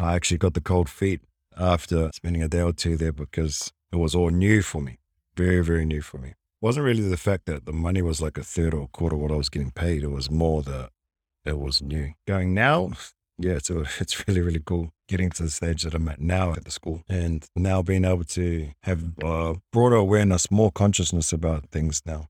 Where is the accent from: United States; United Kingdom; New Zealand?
New Zealand; Wellington; also born or lived in Hamilton; now in Gold Coast, Australia; I was born in Hamilton, raised in Wellington, until I eventually moved over to Australia.